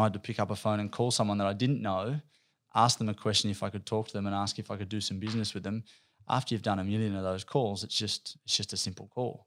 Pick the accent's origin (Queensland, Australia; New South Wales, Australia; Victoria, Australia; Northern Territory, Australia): New South Wales, Australia; Campbelltown; I'm a kid from out west, from Campbelltown. I grew up out there